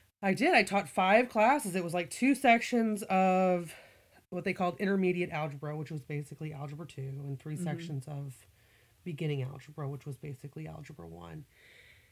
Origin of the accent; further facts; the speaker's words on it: Missouri, United States; moved away as an adult; also born or lived in Virginia; My family, I grew up in Missouri